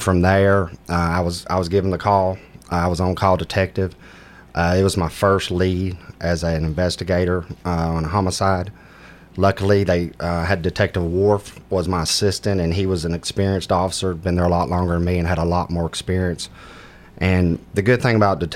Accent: Antioch, Tennessee, United States; also born or lived in Warner Robins, Georgia; I grew up in Antioch, Tennessee

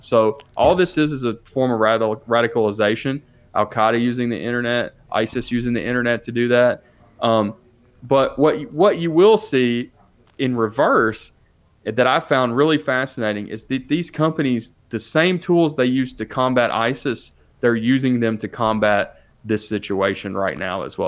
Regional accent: Nashville, Tennessee, United States; I'm a city kid. I grew up in Nashville

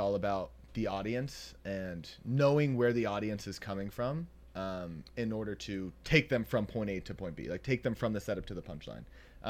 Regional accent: Nashville, Tennessee, United States; born or raised there; moved away

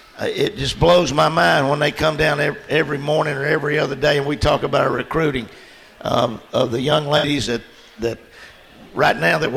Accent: Woodbury, Tennessee, United States; also born or lived in Shelbyville, Tennessee / Murfreesboro, Tennessee; I'm from Woodbury and moved to Shelbyville and came back to Murfreesboro. But I was born here in Murfreesboro at the old Rutherford County Hospital.

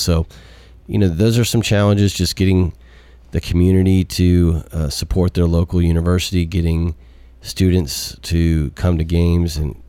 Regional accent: Houston, Texas, United States; now in Murfreesboro, United States; I grew up in Houston, and so I understand what that's like being in a pro sports town.

